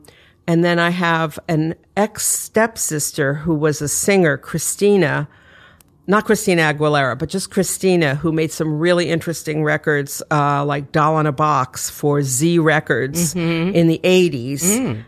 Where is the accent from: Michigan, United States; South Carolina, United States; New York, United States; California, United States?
New York, United States; New York City; also born or lived in Detroit / Connecticut; Okay, well, I grew up mostly in Manhattan. I was born in Manhattan, but my parents split up when I was three, and then I moved with my mother to Detroit for a few years